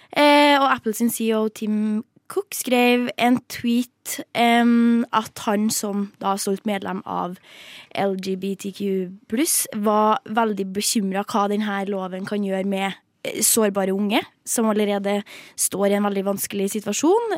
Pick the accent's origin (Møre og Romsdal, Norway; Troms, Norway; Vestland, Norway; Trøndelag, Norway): Trøndelag, Norway; Jeg er jo trønder